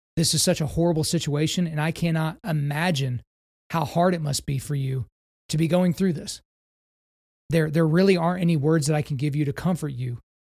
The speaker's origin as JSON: {"language": "English", "country": "United States", "said": "As an American"}